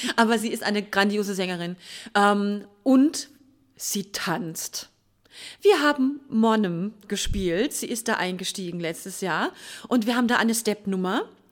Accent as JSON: {"language": "German", "town": "Mannheim", "region": "Baden-Württemberg", "country": "Germany", "said": "Wir sind ja selber Mannheimer"}